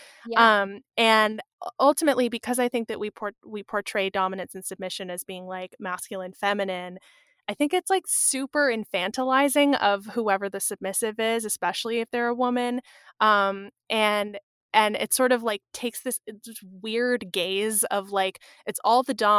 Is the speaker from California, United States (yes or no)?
yes; California, United States; I was recalling, I grew up outside of San Francisco.